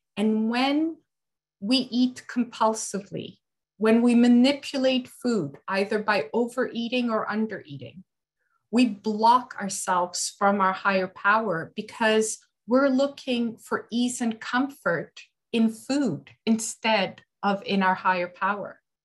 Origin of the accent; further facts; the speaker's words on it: Canada; I'm from Canada